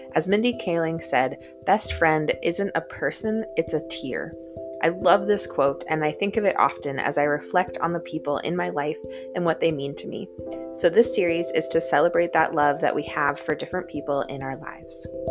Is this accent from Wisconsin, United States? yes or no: yes; Wisconsin, United States; growing up in Wisconsin